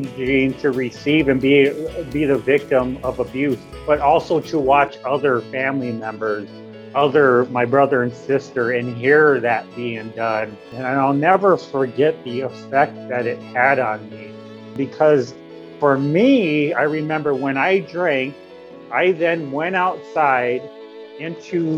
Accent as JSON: {"language": "English", "region": "Yankton Sioux tribe of South Dakota", "country": "United States", "moved": "yes", "lives_now": "Sioux City, United States", "said": "I come from the Hankwan Oyate, the Yankton Sioux tribe of South Dakota"}